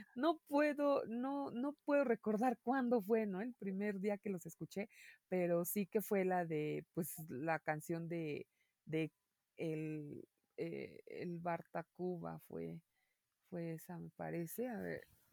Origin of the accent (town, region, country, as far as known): Mexico